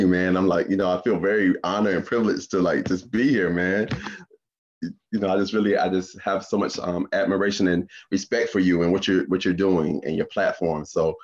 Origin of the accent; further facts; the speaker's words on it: Greenwood, South Carolina, United States; moved away as an adult; I grew up in that neighborhood, 219 Wheatfield Drive, the county